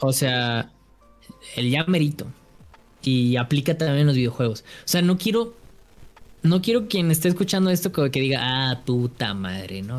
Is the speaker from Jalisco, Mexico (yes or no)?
yes; Guadalajara, Jalisco, Mexico; yo soy de Guadalajara